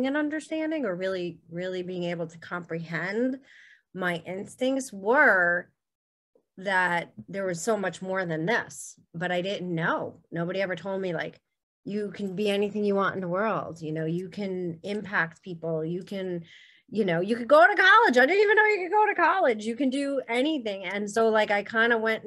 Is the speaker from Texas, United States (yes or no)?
no; New York City, New York, United States; now in Mahopac, United States; I grew up in Brooklyn and Staten Island